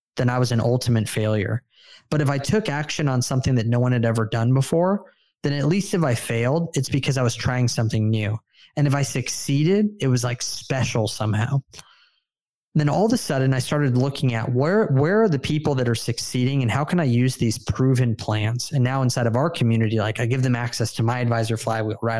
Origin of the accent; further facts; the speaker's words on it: San Diego, California, United States; I moved down to San Diego, my hometown, with my wife